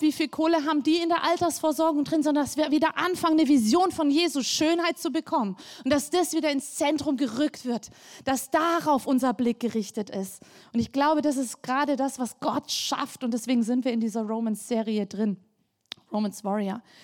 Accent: Black Forest, Baden-Württemberg, Germany; bei uns im Schwarzwald

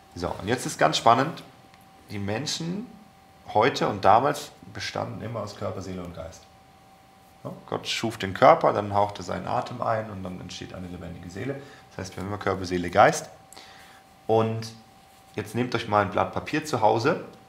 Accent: Germany; wir als Deutsche

